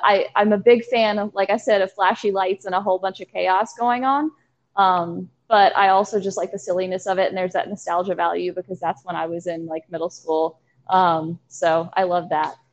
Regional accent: Danville, Virginia, United States; now in Charlottesville, United States; I am from Danville, Virginia, which is two and a half hours south of where we are in Charlottesville, Virginia.

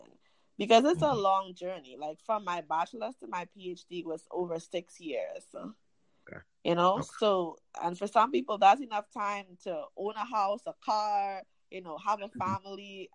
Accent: Chaguanas, Couva-Tabaquite-Talparo, Trinidad & Tobago; moved away as an adult; now in United States; I grew up in central Trinidad, is an area called Chaguanas

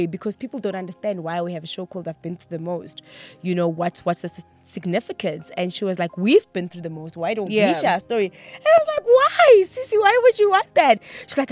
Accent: Pretoria, Gauteng, South Africa; we were born and bred in Pretoria.

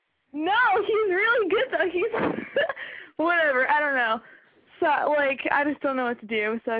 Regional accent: New York, United States; I'm from New York.

